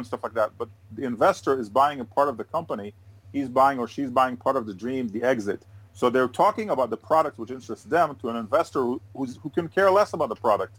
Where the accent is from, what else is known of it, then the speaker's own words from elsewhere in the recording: United States; also born or lived in Switzerland / England; now in Israel; I grew up in the States.